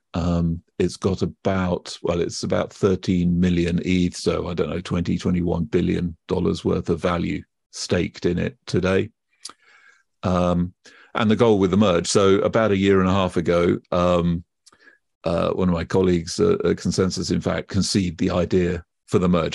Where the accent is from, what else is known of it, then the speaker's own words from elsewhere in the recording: United Kingdom; accent: British; you can probably tell from my accent already, I am British, and I grew up, uh, in the U K